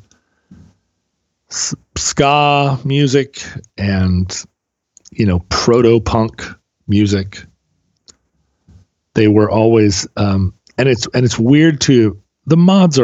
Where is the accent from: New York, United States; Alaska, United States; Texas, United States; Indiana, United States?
Alaska, United States; growing up in Alaska